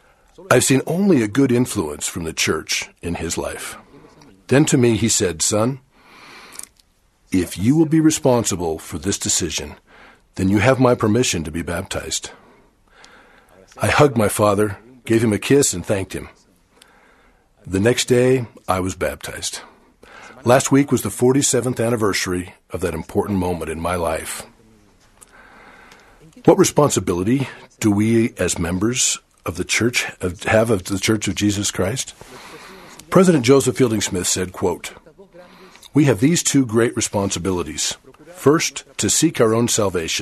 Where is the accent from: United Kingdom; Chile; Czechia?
Chile; I was only 12 years old when the missionaries arrived for the first time to preach in the city where I was born in Chile.